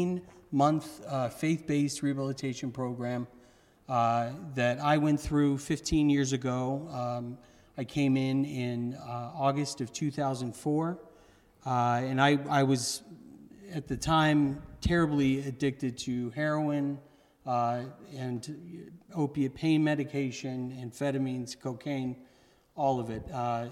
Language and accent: English; Kailua, Hawaii, United States; also born or lived in Santa Monica / Danville / Raleigh / Kansas City; I was born in Santa Monica, raised in Kailua, Hawaii. I moved to Danville, Virginia, Raleigh, Durham, North Carolina, Kansas City, Missouri, ended up moving to Cape Cod